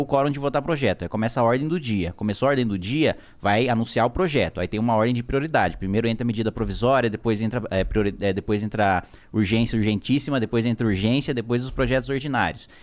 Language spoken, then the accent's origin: Portuguese; Indaiatuba, São Paulo, Brazil; also born or lived in Salto, São Paulo; eu fui criado em Dayatuba, que é uma cidade do lado. Uhum. Tudo ali na região de Campinas